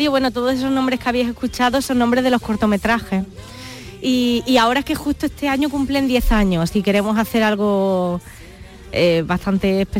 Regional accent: Córdoba, Andalusia, Spain; Además que me siento andaluza y cuánta gente no me habrá dicho, es que eh, se nota que eres andaluza por

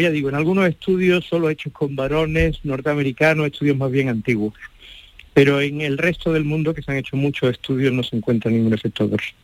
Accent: Málaga, Andalusia, Spain; accent: Andalusian; moved away as an adult; now in Pamplona, Spain; yo me siento siempre malagueño como soy y muy andaluz. Eh, mis alumnos lo notan en el modo de hablar, en todo

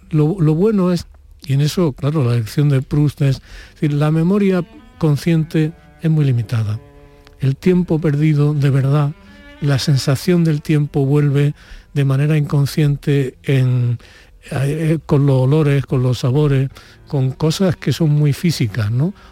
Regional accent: Úbeda, Andalusia, Spain; born or raised there

